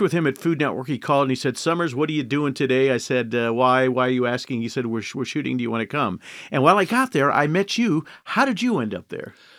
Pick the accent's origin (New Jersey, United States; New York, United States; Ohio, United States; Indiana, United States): Indiana, United States; I grew up in Indiana